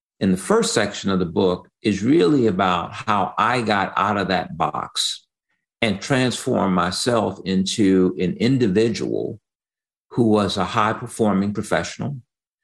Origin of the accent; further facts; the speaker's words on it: Chicago, Illinois, United States; I grew up on the South Side of Chicago